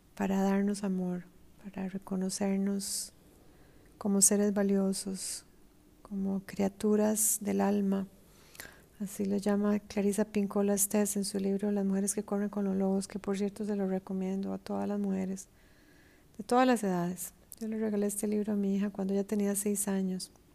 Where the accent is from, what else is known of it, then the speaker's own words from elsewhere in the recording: Costa Rica; moved away; en mi país, Costa Rica